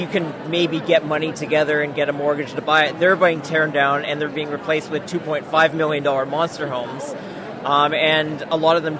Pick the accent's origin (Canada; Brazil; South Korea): Canada; Richmond, British Columbia; I grew up in Richmond